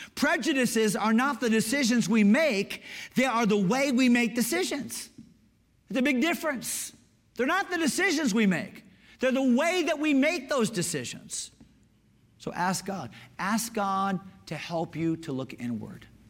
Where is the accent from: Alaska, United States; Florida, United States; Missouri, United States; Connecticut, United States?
Connecticut, United States; Growing up in Connecticut, we're a little bit more East Coast, progressive